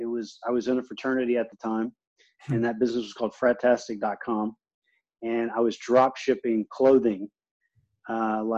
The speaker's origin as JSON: {"language": "English", "town": "Beaumont", "region": "Texas", "country": "United States", "tie": "born or raised there", "said": "it's a town called Beaumont. And I grew up there"}